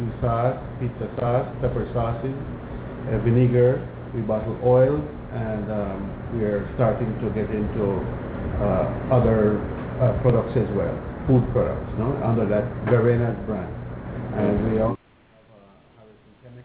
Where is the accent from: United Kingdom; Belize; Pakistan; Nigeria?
Belize; San Ignacio, Cayo District; now in Japan; I am a Belizean from San Ignacio originally. Now I'm living in Japan